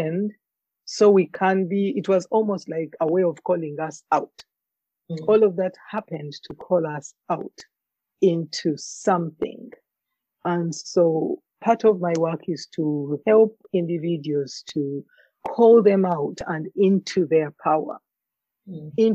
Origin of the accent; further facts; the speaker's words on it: Uganda; now in Alberta, Canada; my journey growing up in Africa, in Uganda in particular